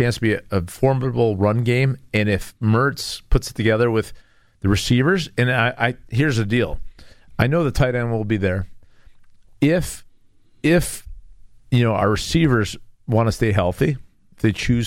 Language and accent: English; Midwest, United States; as a Midwesterner